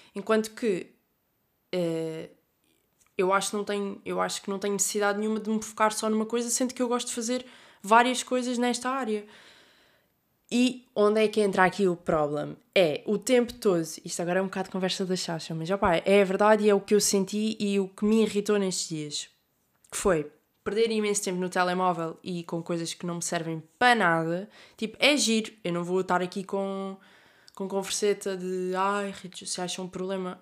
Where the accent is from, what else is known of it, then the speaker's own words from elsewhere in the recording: Algarve, Portugal; moved away as an adult; now in Porto, Portugal; Estou a chegar ao Algarve, à minha terra natal